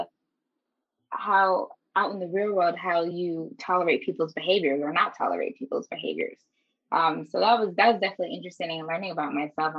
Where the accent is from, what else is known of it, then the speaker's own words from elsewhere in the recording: Pennsylvania, United States; I'm from Pennsylvania, and my mom and I would come to New York once a month